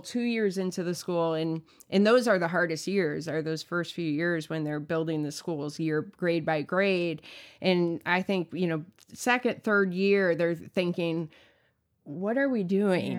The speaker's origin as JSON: {"language": "English", "country": "United States", "said": "I as an American"}